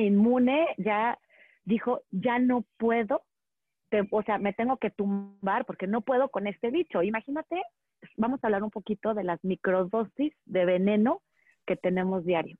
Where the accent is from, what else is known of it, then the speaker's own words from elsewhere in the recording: Monterrey, Nuevo León, Mexico; moved away as an adult; also born or lived in Valle de Bravo; now in Metepec, Mexico; yo crecí en Monterrey